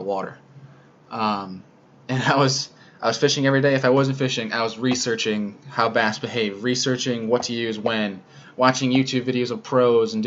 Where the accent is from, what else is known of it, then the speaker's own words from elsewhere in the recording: Rochester, New York, United States; moved away as an adult; also born or lived in Cortland, New York; now in South Bend, United States; I'm originally from Rochester, New York, but I'm in Indiana right now to complete my master's degree in sport management